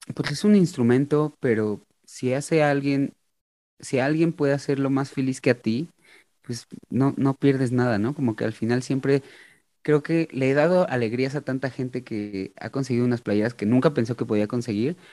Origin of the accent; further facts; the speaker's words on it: Mexico; como mexicano